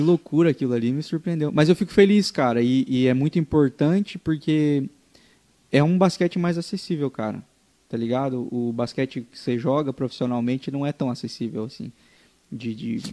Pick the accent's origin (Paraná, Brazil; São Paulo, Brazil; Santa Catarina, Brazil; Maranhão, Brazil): Paraná, Brazil; interior of; eu sou de uma cidade do interior do Paraná